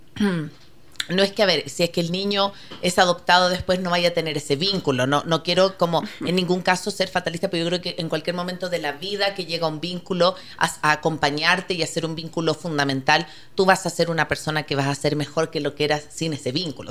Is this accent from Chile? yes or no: yes; Chile; moved away; yo soy chilena, vengo de una realidad muy distinta